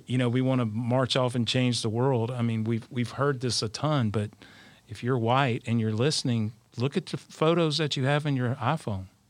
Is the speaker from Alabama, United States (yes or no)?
yes; South Alabama, United States; I'm from South Alabama, the heart of Dixie.